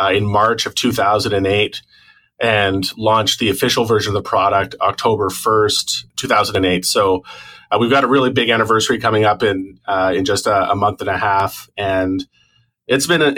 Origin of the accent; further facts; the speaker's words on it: Toronto, Ontario, Canada; now in Vancouver, Canada; I was born in Toronto